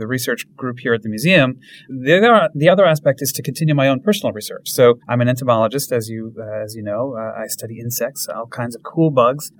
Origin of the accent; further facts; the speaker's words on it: Vermont, United States; I grew up in Vermont